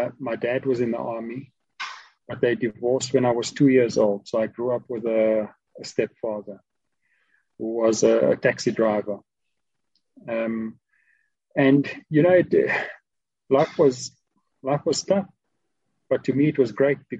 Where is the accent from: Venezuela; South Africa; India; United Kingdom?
South Africa; Port Elizabeth, Eastern Cape; Growing up in Port Elizabeth in Galvindale, attended a primary school, Afrikaans primary school, Fontein Primary.